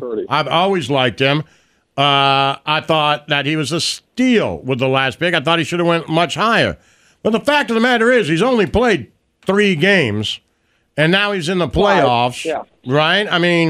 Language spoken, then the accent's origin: English; Kansas City, Missouri, United States; Because I'm from Kansas City